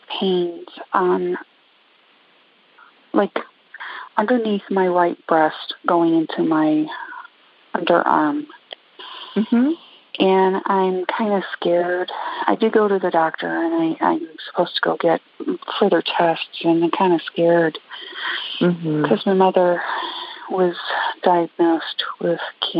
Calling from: Cleveland, Ohio, United States; Cleveland, Ohio.

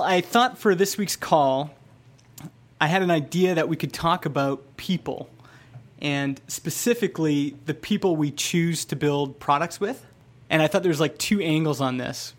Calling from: Vernon, British Columbia, Canada; I'm calling from Vernon, B C.

